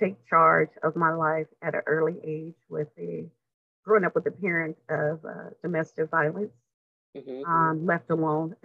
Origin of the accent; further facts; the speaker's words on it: Southern California, United States; also born or lived in Vicksburg, Mississippi; now in San Francisco Bay Area, United States; I was born in Vicksburg, Mississippi, and came to California when I was a toddler